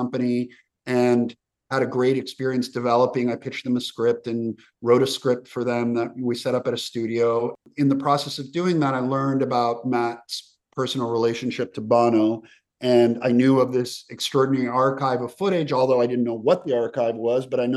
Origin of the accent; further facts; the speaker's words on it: Slovenia; moved away; also born or lived in Yugoslavia; I'm from the region. I have a Croatian father, Serbian mother, Albanian wife. I was born in Slovenia, so I grew up in the former Yugoslavia, and then I moved away